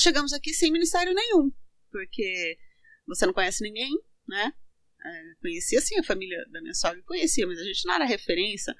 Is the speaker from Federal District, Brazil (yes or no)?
no; Santo André, São Paulo, Brazil; also born or lived in Santo Antônio do Caiuá, Paraná; Com sete anos, é, meus pais vieram para São Paulo